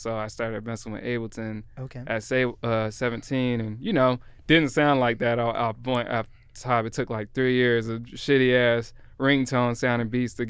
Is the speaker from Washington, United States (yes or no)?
yes; Seattle, Washington, United States; born there; I was born in Belltown, but my family moved around.